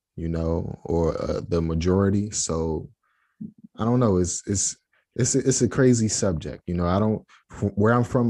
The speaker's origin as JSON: {"language": "English", "country": "United States", "said": "I'm from the States"}